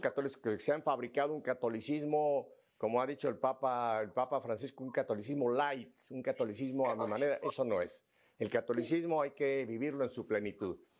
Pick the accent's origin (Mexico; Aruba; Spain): Spain; northern Asturias; donde yo procedo, yo procedo del norte de Asturias